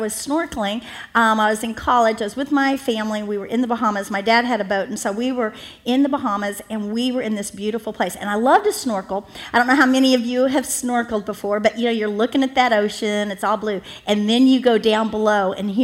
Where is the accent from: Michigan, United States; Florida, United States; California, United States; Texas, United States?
Florida, United States; Miami; I'm from Miami, Florida